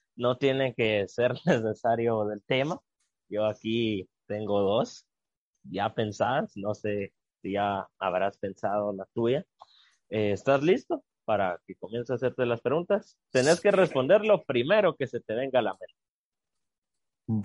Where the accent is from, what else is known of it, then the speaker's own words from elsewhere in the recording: Guatemala; si todos nos unimos como guatemaltecos y guatemaltecas buscando un bien común, sacaremos adelante a Guatemala